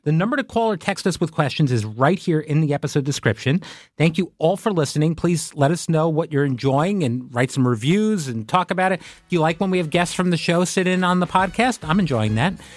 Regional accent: Long Island, New York, United States; I grew up on Long Island

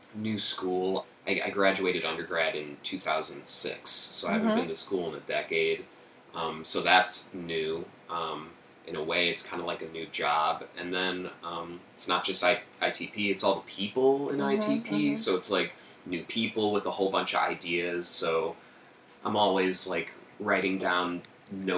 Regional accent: Oak Park, Illinois, United States; moved away; also born or lived in Chicago; Oak Park, Illinois. It's the first suburb west of Chicago. I was born in Chicago, 2-3 years there when I was little, and then my family moved to Oak Park

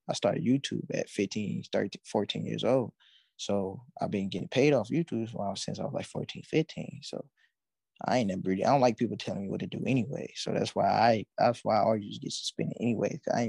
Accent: Pontiac, Michigan, United States; moved away as an adult; now in California, United States; So yeah, I come from Pontiac, Michigan, born and raised. So come out here to Cali. I moved out here 2 years ago.

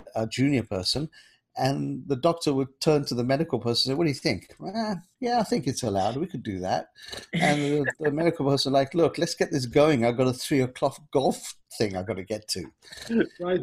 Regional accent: London, United Kingdom; also born or lived in Kenya; growing up in London

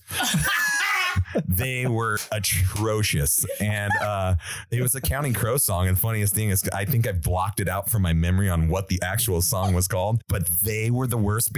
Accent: Reno, Nevada, United States; We're from Reno, Nevada

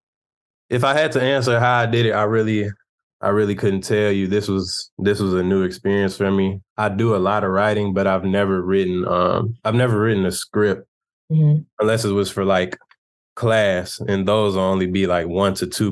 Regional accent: Chicago, Illinois, United States; I'm from Chicago.

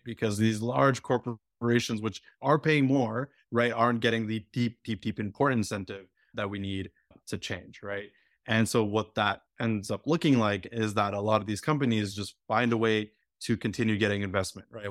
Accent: Alberta, Canada; also born or lived in Quebec; I, I grew up in Alberta. My family moved to Alberta from, from Quebec when, uh, I was nine

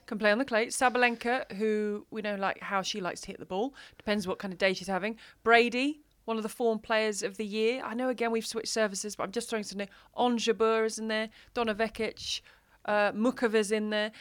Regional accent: United Kingdom; I come from the U K, and there's rain.

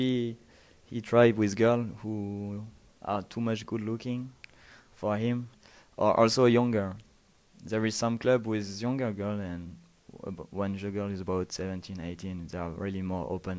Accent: France; English is a second language; I come from France. I live in Paris.

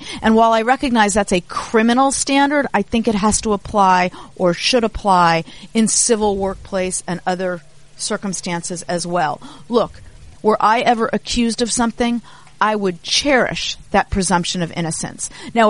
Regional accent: Los Angeles, California, United States; I grew up in Los Angeles.

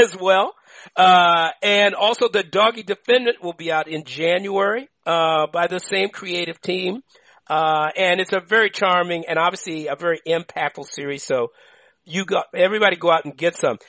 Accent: Washington, District of Columbia, United States; That's my hometown, by the way. I'm from D.C., you know, Eastern High School, Howard U

